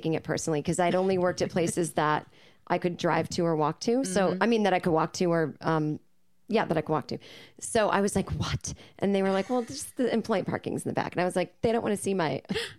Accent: suburbs of Boston, Massachusetts, United States; moved away as an adult; now in Los Angeles, United States; So lived with my parents in the suburbs.

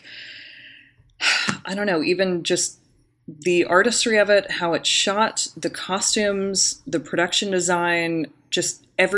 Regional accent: the Valley, Northern California, United States; we were born and kind of, we grew up in Northern California, but we also grew up in the Valley.

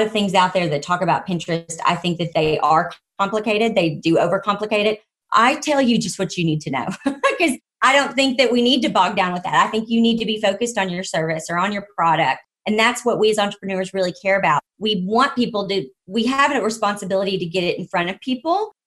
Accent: the South, United States; I grew up in the South

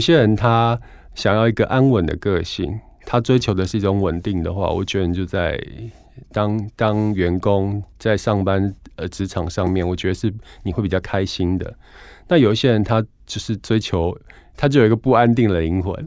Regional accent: Hualien, Hualien County, Taiwan; 我那时候小时候家里住花莲

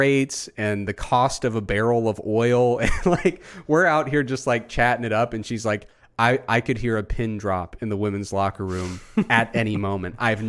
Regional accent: Midwest, United States; But because I'm from the Midwest, I cannot be rude.

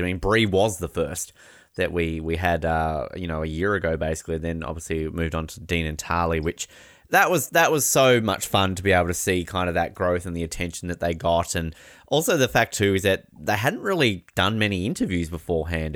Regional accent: Australia; we're Australian

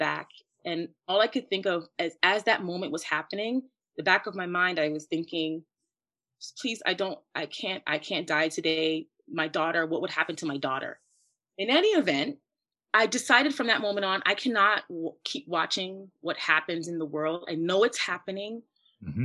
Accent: New York City, New York, United States; I grew up in the Bronx in the 80s

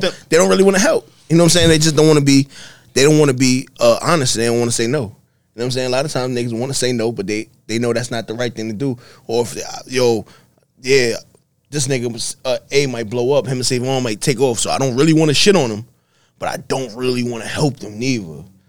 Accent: New York, United States; we are from New York

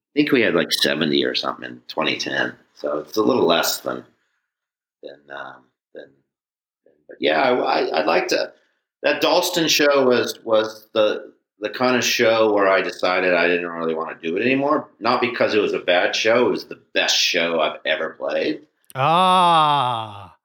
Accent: Northern California, United States; growing up in Northern California

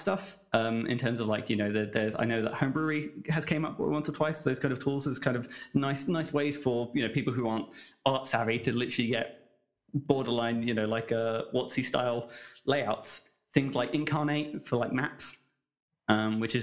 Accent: England, United Kingdom; me as an English person

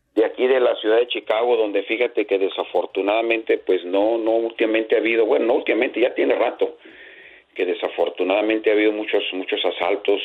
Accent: Jalisco, Mexico; moved away; also born or lived in La Barca, Jalisco / Guadalajara, Jalisco; tener mi infancia en, en, el estado de Jalisco, ¿no? En un pueblito que se llama La Barca y después nos fuimos a la ciudad de Guadalajara

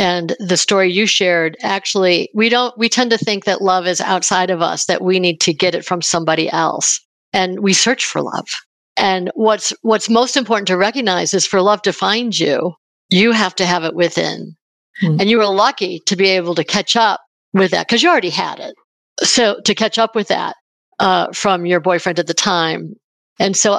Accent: Buffalo, New York, United States; now in Denver, United States; I live in Denver, Colorado, but in the US, but I grew up in Buffalo, New York

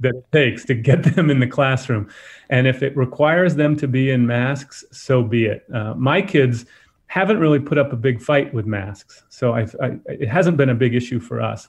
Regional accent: Florida, United States; I'm from Florida

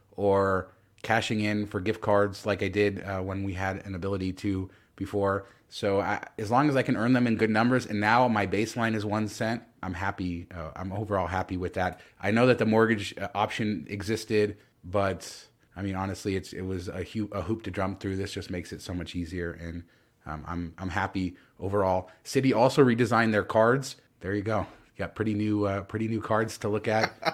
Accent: Southern California, United States; I grew up in Southern California where the beaches were always packed with people.

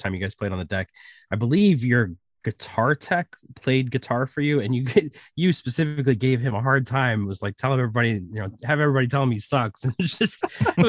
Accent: United States; I'm from the States. I've never been out of the States before this trip.

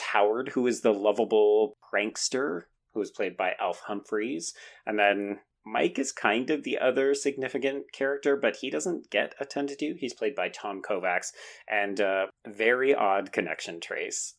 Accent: Canada; I'm a Canadian

